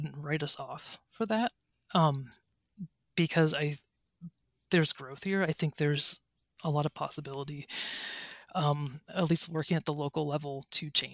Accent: Ellwood City, Pennsylvania, United States; now in Tallahassee, United States; I'm from Beaver County, Pennsylvania, a little town called Elwood City.

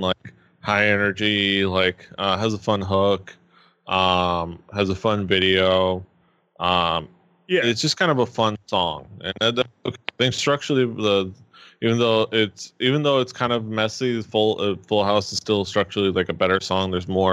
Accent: United States; we're American

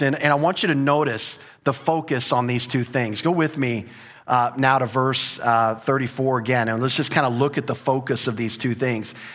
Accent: United States; as an American culture

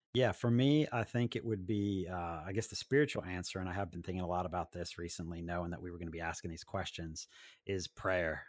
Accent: Maryland, United States; also born or lived in Washington, D.C.; I was born in Washington, D C, and have lived most of my life in Maryland

